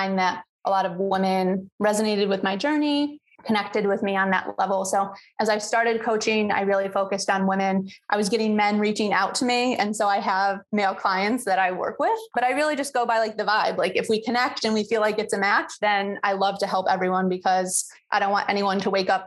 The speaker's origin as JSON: {"language": "English", "region": "New York", "country": "United States", "moved": "as an adult", "lives_now": "St. Petersburg, United States", "said": "I'm from New York and just last year I made the move and fulfilled my dream of living somewhere warmer and by the beach. So now I'm in St. Pete, Florida."}